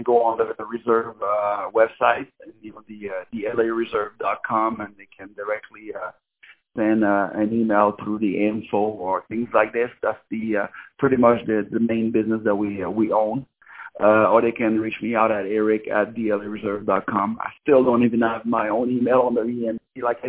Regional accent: Louisiana, United States; now in Los Angeles, United States; because I'm from Louisiana, so when I came over here, I saw LA as this big big money making

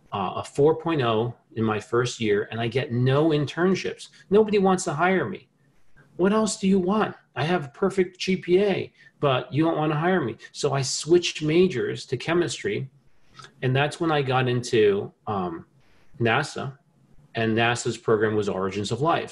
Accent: New Jersey, United States; I grew up in New Jersey

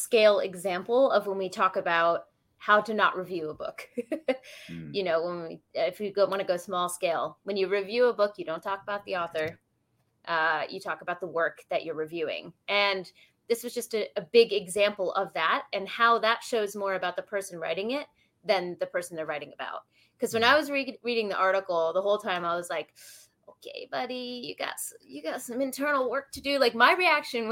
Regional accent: Washington, District of Columbia, United States; My hometown is DC.

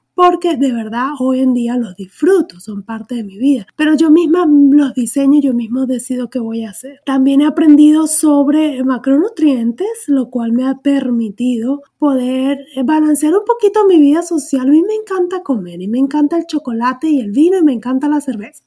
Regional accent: Venezuela; moved away as an adult; soy venezolana

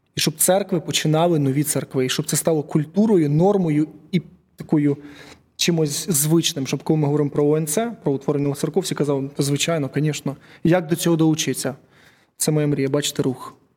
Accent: Uman, Cherkasy Oblast, Ukraine; я з Умані

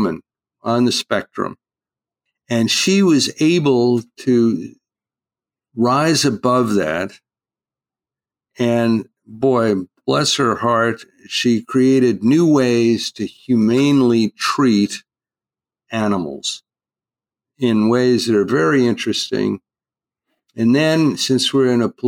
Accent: East Coast, United States; now in California, United States; I grew up out on the East Coast, a fisherman

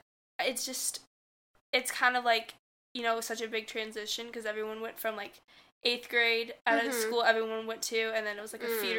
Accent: Central California, United States; moved away as an adult; now in New York City, United States; Okay, so I grew up in Central California. So it's, like, a farm town, basically.

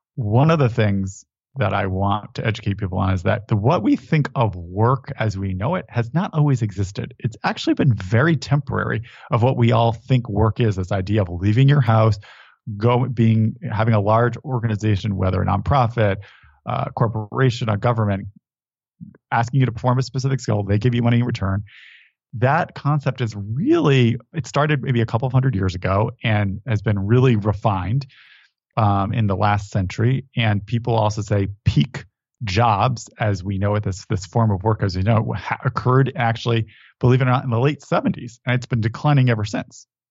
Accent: Connecticut, United States; I grew up in Connecticut

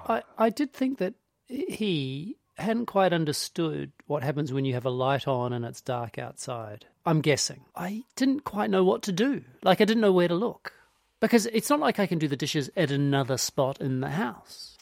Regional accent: New Zealand; growing up in New Zealand in the eighties

